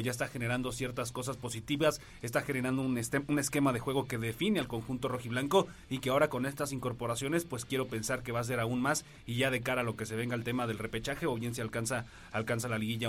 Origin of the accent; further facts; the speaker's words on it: Mexico; como somos los mexicanos